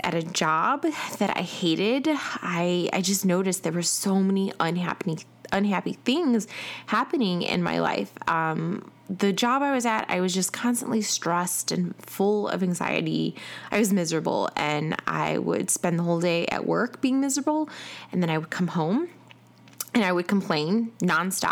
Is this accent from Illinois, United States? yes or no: yes; Chicago, Illinois, United States; now in Atlanta, United States; I am originally from Chicago, and I currently live in Atlanta